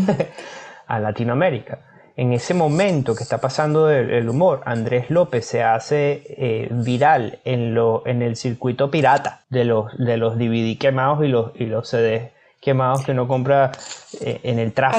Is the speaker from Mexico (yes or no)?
no; Caracas, Capital District, Venezuela; moved away as an adult; also born or lived in San Joaquín, Venezuela / Spain; now in Australia; Yo soy de Caracas, pero trabajaba en San Joaquín